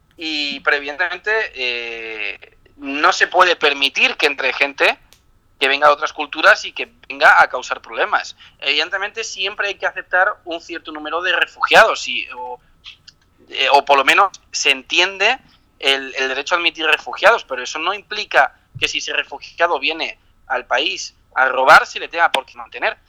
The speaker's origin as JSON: {"language": "Spanish", "country": "Spain", "said": "como ciudadano español"}